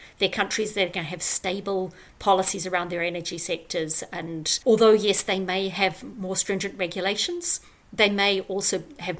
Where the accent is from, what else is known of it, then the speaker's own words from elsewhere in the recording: New Zealand; moved away as an adult; also born or lived in New York City; So I grew up in New Zealand and did my undergraduate there.